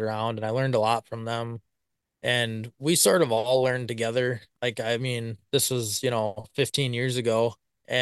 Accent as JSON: {"language": "English", "town": "Blanchardville", "region": "Wisconsin", "country": "United States", "tie": "born or raised there", "said": "I'm from Blanchardville, Wisconsin. Been here my whole life, pretty much"}